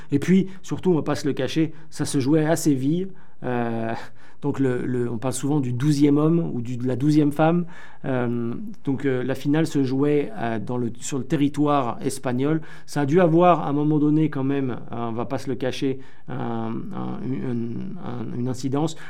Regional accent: France; accent: French; mon petit accent français

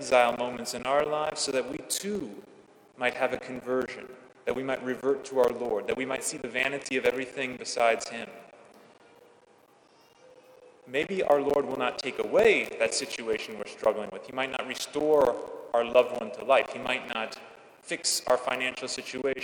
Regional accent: California, United States; When I was growing up in California

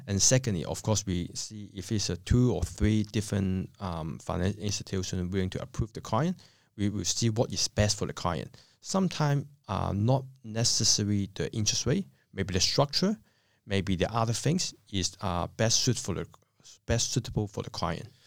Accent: Hong Kong; moved away as an adult; now in Australia; I come from Hong Kong. I came to Australia in two thousand two.

